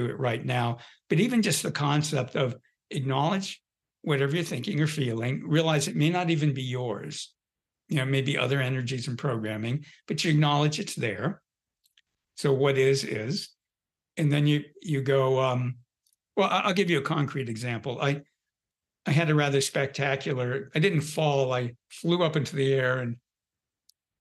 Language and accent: English; Southern California, United States; I grew up in Southern California.